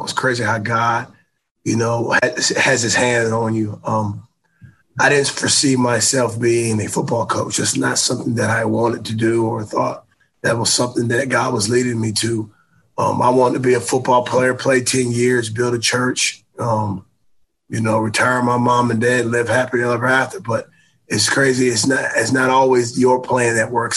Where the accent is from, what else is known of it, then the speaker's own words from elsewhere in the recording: Greensboro, North Carolina, United States; moved away as an adult; my hometown in Greensboro, North Carolina